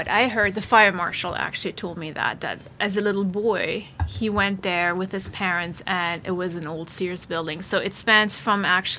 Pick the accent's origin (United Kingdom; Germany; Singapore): Germany; now in New Jersey, United States; I grew up in Germany